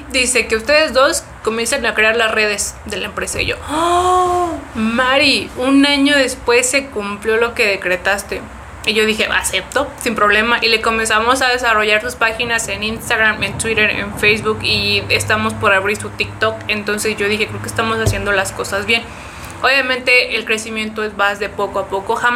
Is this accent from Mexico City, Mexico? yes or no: yes; Mexico City, Mexico; La MEMF, soy de Ciudad de México.